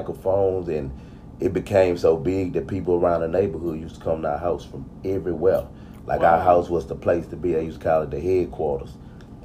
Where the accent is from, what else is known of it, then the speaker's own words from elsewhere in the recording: United States; I'm from the southeast side, from Sunnyside